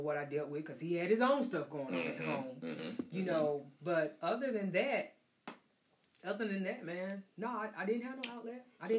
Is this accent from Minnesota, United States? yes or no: no; Bunn, North Carolina, United States; also born or lived in Louisburg, North Carolina; because I'm from Bun.